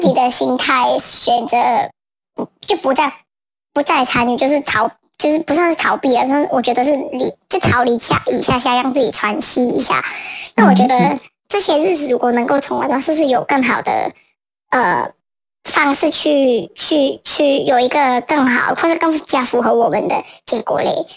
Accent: Hong Kong; 作为新的香港人

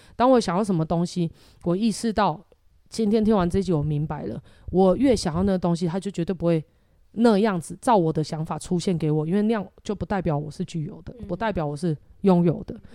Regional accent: Taiwan; 我们台湾又没办法自产这些东西，可是在台湾要什么有什么

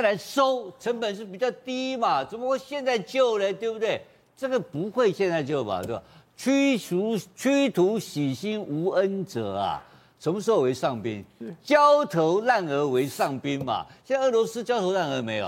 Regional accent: Taiwan; 我们台湾话有很多俚语很有意思

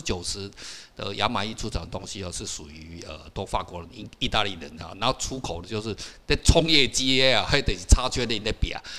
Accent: Taiwan; 我是台湾人

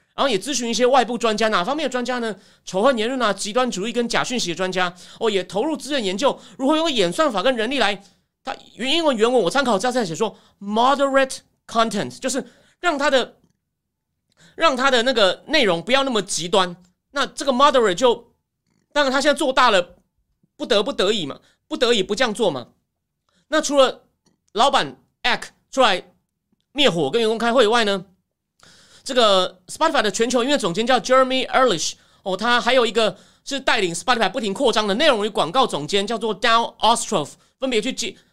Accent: Taichung, Taiwan; now in Taipei, Taiwan; 我是台中长大的

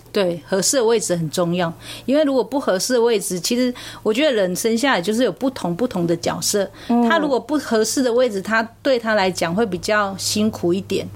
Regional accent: Zhendu, Shengang, Taichung, Taiwan; 三纲郡堵，这是我的家乡

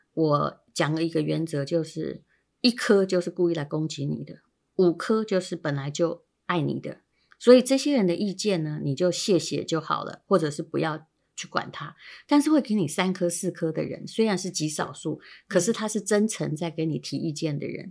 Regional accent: Yilan County, Taiwan; 我是宜兰人嘛

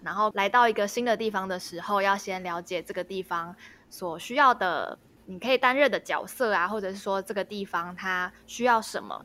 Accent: Taipei, Taiwan; moved away; also born or lived in Qigu, Tainan; 因为我是台北人，我以前比较少听到人家讲吴国语的台语

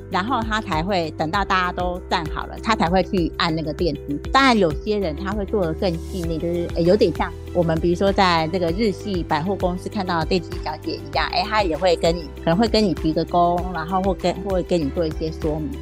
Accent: Taiwan; 我们台湾人真的就是男女平等啊

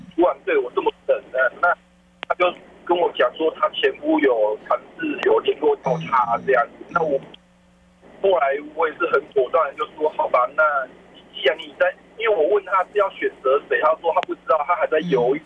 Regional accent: northern Taiwan, Taiwan; 我是北部人

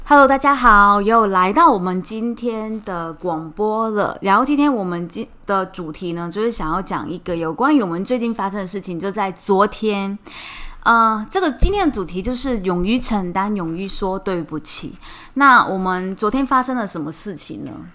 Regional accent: Hong Kong; now in Taiwan; 我是香港人

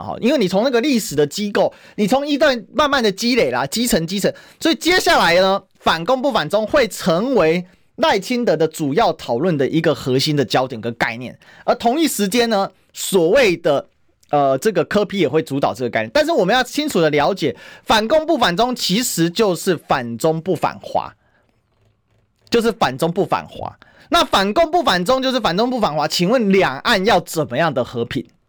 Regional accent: Taiwan; 我们台湾人

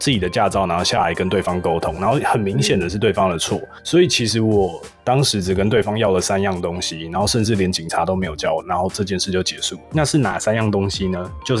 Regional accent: Taiwan; now in United States; 所以这件事情其实我从台湾刚来的时候，我觉得特别爽，就开车特别爽，因为。在台湾是不能红灯右转，但是你过来美国以后

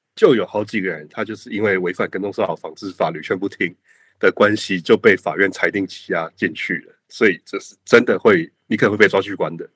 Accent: Taiwan; 我们台湾人

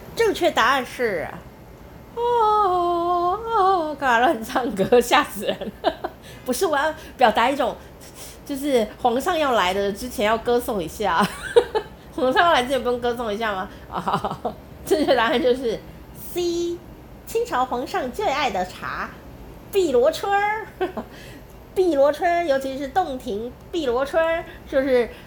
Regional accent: Taichung, Taiwan; 我家乡台中市，有一个地方也叫龙井

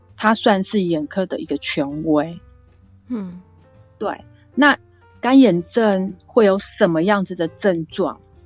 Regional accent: Kaohsiung, Taiwan; 我是从小住在高雄小岗大林八点厂的附近

